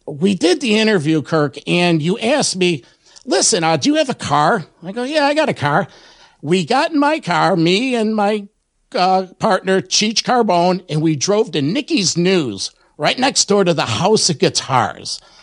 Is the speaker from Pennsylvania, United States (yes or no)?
no; Rochester, New York, United States; my hometown of Rochester, New York.